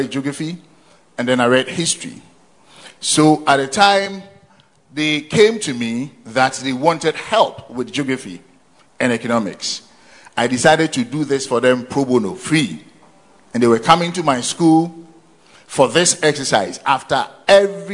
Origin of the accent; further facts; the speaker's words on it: Konongo, Ashanti, Ghana; also born or lived in Asante Akim, Ashanti; I spent most of my formative years in Konongo, also in Ashanti Achim. That is where I had my basic and secondary education